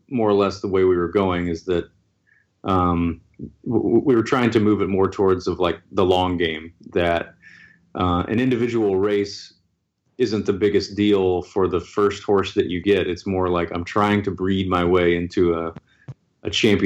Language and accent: English; Tennessee, United States; I grew up in Tennessee